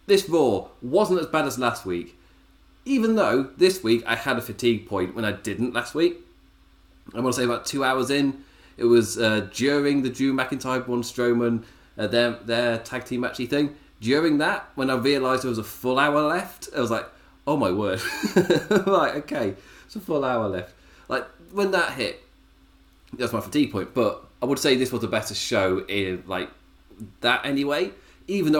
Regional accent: England, United Kingdom; as an Englishman

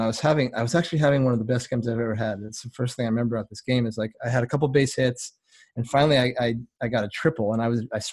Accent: Vermont, United States; I was born in Vermont, small town up there. I mean, everything's small up there, but it was a super small town.

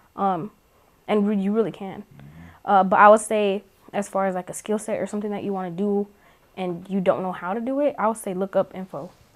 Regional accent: New Mexico, United States; moved away; I'm from New Mexico

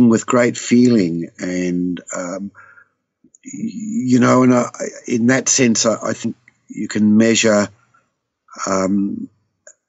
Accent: Southwest Victoria, Australia; I'd seen growing up in Southwest Victoria

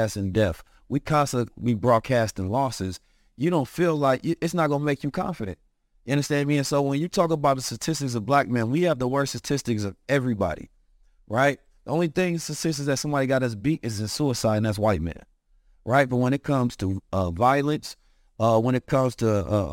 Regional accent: Oakland, California, United States; Growing up in Oakland, California

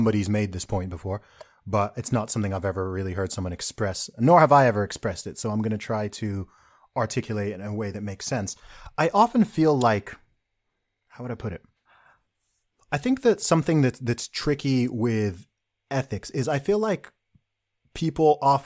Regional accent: Saudi Arabia; now in United Kingdom; I grew up in Saudi Arabia

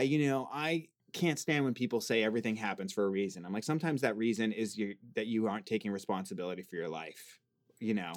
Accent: Boston, Massachusetts, United States; now in Los Angeles, United States; I'm from the East Coast

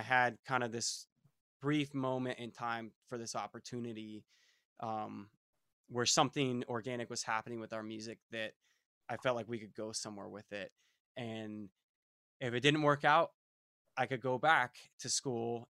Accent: Fort Myers, Florida, United States; also born or lived in Melbourne, Florida; We grew up in Fort Myers, Florida

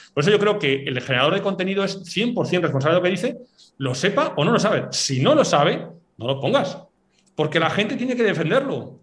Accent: Basque Country, Spain; yo soy vasco

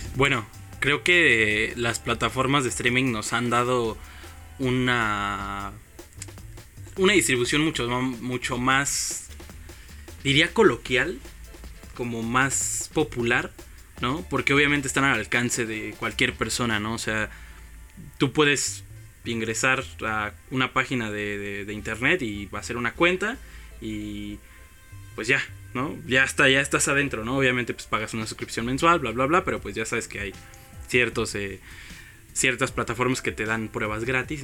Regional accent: Mexico City, Mexico; como chilangos

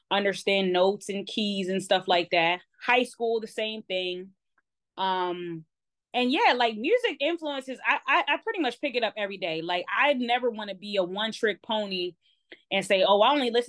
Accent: Baltimore, Maryland, United States; because I don't have the the strict the strictly like Baltimore accent. I am born and raised in Baltimore.

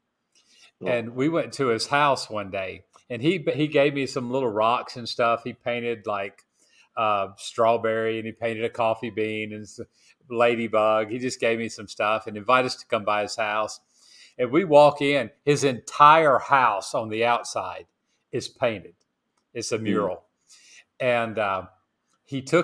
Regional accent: Tennessee, United States; now in Marcala, Honduras; I'm from Tennessee

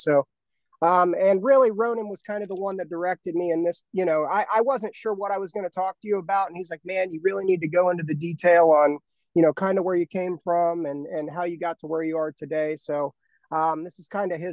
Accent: Dayton, Ohio, United States; I grew up in Ohio. I've been here all my life, near the city of Dayton.

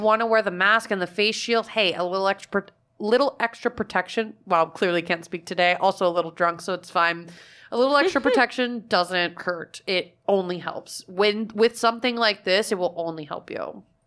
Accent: Fort Myers, Florida, United States; moved away; my hometown is known as like snowbird destination. Like Fort Myers is a huge area for it

